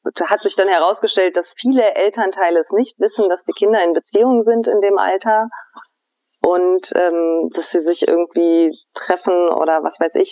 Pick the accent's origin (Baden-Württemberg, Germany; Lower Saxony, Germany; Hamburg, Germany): Lower Saxony, Germany; Hanover; now in Albania; bin in Hannover geboren